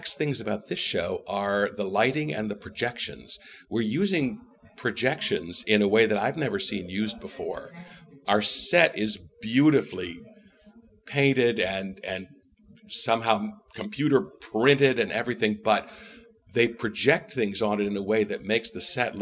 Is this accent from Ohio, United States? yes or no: yes; Canton, Ohio, United States; moved away as an adult; now in New York, United States; Canton, Ohio, home of the Football Hall of Fame